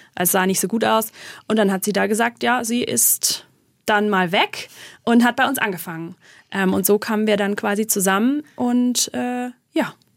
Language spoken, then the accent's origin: German; Black Forest, Baden-Württemberg, Germany; bei uns im Schwarzwald